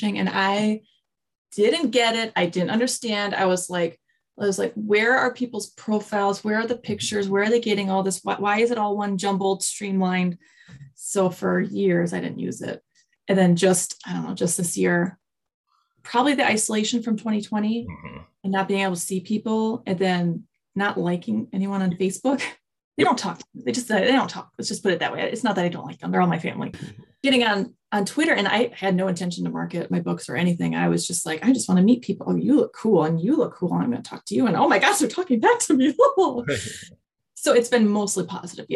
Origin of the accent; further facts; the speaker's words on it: Beloit, Wisconsin, United States; I'm from Beloit, Wisconsin, which is in the States here.